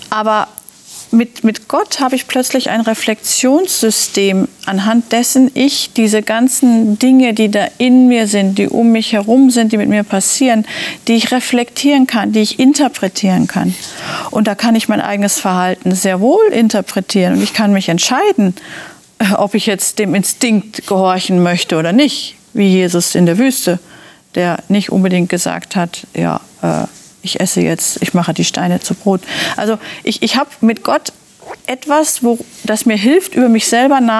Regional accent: North Rhine-Westphalia, Germany; also born or lived in Ruhr; ich bin mit sehr vielen ähm, sozialen Ängsten groß geworden und hatte wahnsinnig Angst, überhaupt als Teenager in eine Pommesbude, so hieß das bei uns im Ruhrgebiet, zu gehen

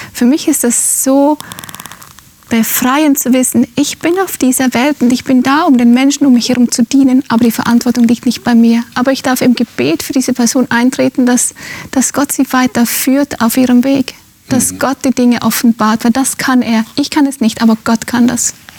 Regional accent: Finland; moved away; Ich bin in Finnland aufgewachsen, in einem sehr emanzipierten Land.

